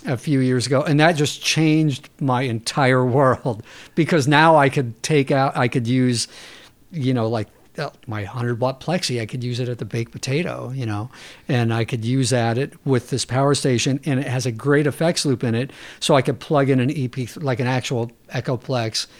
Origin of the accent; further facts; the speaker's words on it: San Diego, California, United States; I was born in San Diego